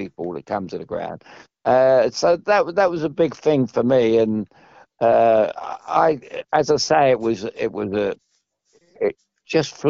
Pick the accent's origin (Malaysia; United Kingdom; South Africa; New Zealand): United Kingdom; London; I come from Chelsea